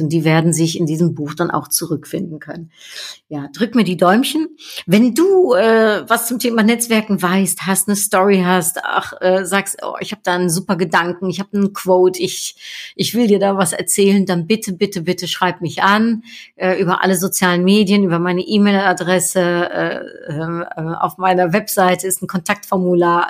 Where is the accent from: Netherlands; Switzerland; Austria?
Netherlands; now in Cologne, Germany; wir Niederländer